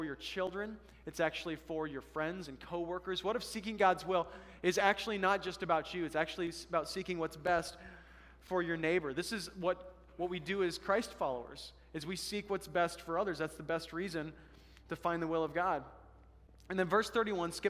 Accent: Colorado, United States; now in Alaska, United States; I come from Colorado, the Colorado River

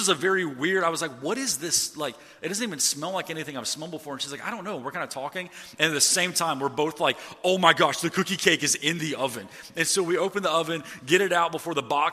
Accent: Atlanta, Georgia, United States; moved away; I'm from Atlanta

